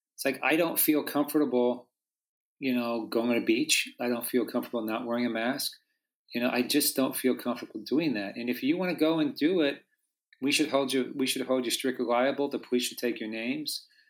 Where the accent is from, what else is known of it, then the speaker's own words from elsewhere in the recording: Pennsylvania, United States; now in Southern California, United States; I grew up in Pennsylvania